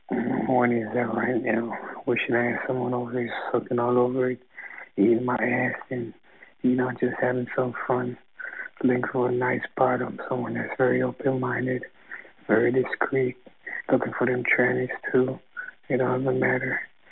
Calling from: Philadelphia, Pennsylvania, United States; I'm calling from Philly.

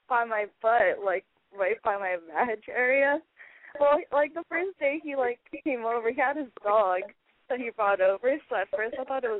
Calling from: Los Angeles, California, United States; I'm 23 and I'm calling from LA.

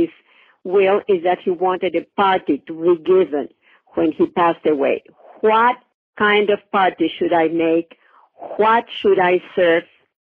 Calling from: Mexico; I'm calling from Mexico.

